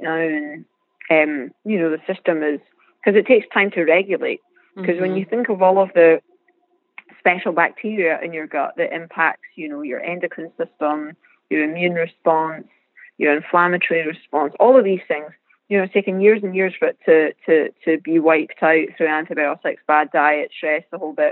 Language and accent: English; Scotland, United Kingdom; accent: Scottish; now in San Diego, United States; growing up in Scotland, always being on the East Coast racing